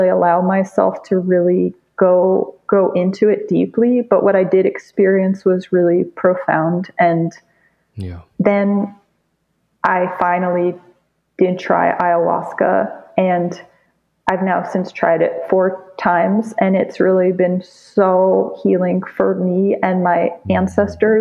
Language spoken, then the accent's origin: English; New York City, New York, United States; when I grew up in New York City